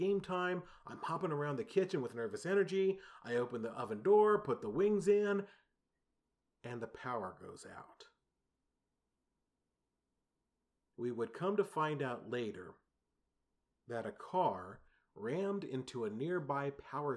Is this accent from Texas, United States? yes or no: yes; San Antonio, Texas, United States; the San Antonio Spurs, my hometown team